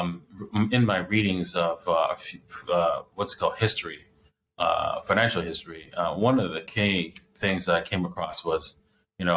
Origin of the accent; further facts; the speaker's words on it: Canada; I was born in Canada